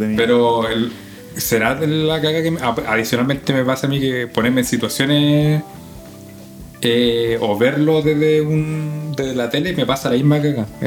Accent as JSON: {"language": "Spanish", "town": "San Bernardo", "region": "Santiago Metropolitan Region", "country": "Chile", "tie": "born or raised there", "said": "me crié en Zambeca"}